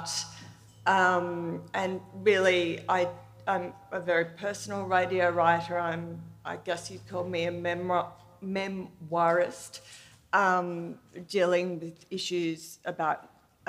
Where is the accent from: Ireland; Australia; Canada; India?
Australia; I'm from Australia, and I work at the ABC, which is our national public broadcaster